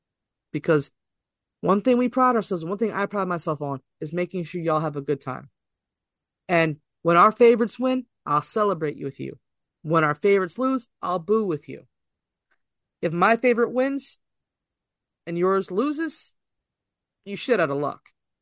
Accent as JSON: {"language": "English", "area": "Delco", "region": "Pennsylvania", "country": "United States", "tie": "born or raised there", "moved": "as an adult", "lives_now": "Delaware, United States", "said": "moved to Delaware, but my family legitimately was born and raised in Philadelphia. I'm a Delco girl. I was born and raised in Delco."}